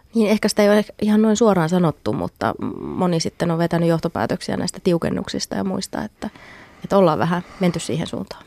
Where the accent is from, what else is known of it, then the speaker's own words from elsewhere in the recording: Finland; Me suomalaiset